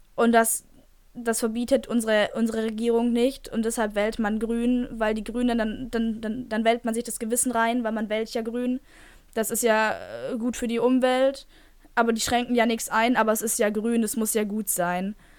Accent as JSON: {"language": "German", "country": "Germany", "said": "bei uns in Deutschland"}